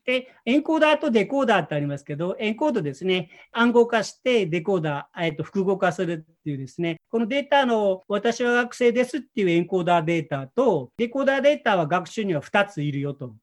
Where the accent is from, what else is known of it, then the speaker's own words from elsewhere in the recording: Osaka, Japan; 私、あの、1963年大阪出身で、今57歳なんですね。